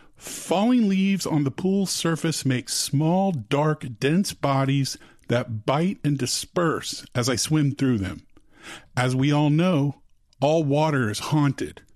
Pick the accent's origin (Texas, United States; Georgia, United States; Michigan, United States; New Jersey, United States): Texas, United States; Austin; I grew up in Austin